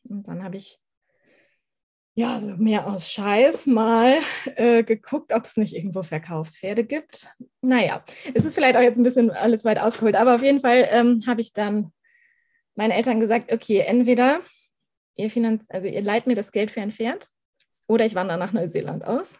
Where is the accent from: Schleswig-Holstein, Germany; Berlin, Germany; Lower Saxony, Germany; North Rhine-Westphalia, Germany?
Schleswig-Holstein, Germany; Ich komme aus Schleswig-Holstein, so ziemlich aus der Mitte Schleswig-Holsteins